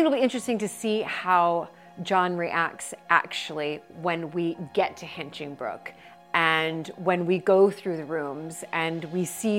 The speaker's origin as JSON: {"language": "English", "country": "United States", "said": "listen, I'm American."}